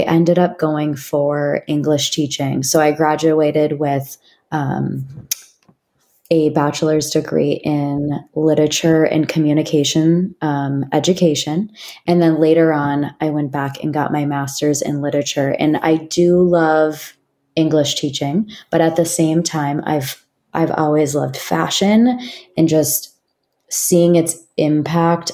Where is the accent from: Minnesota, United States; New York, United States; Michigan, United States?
Minnesota, United States; moved away as an adult; now in San Francisco Bay Area, United States; I'm originally from Minnesota